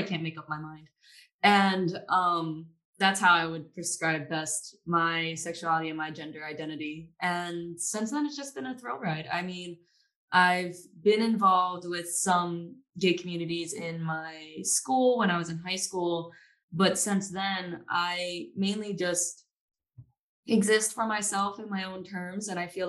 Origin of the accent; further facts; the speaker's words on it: Maryland, United States; also born or lived in Tampa; now in Austin, United States; I live in Austin, Texas as of right now. And I am originally from Maryland. That's where I met Stuart, actually. We went to high school together.